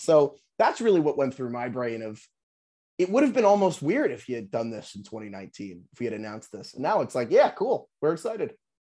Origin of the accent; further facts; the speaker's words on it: New York, United States; moved away; I'm actually from New York. So I grew up, I mean, I grew up a Giants fan